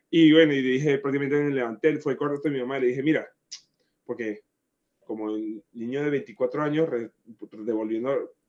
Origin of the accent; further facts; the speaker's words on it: Barquisimeto, Lara, Venezuela; Ah, bueno, yo vengo de Barquisimeto, eh, de la tierra del folclore, de la música